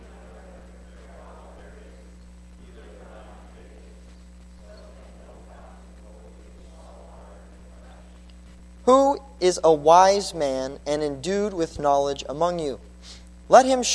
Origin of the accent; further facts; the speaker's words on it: Colorado, United States; moved away as an adult; also born or lived in California; I grew up in Colorado